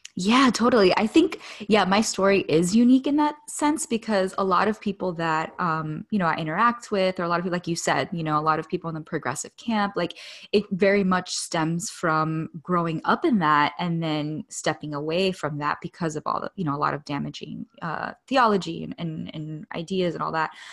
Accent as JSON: {"language": "English", "town": "Miami", "region": "Florida", "country": "United States", "tie": "born or raised there", "moved": "yes", "said": "I grew up in Miami"}